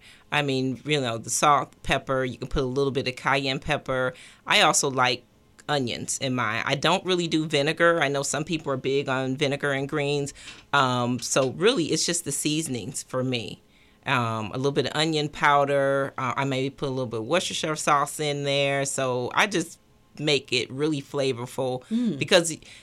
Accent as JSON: {"language": "English", "town": "St. Louis", "region": "Missouri", "country": "United States", "tie": "born or raised there", "said": "growing up in St. Louis was desserts"}